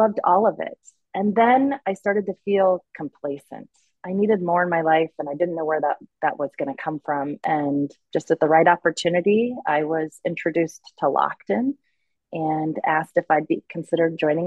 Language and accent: English; Oklahoma, United States; we settled back into my hometown, Oklahoma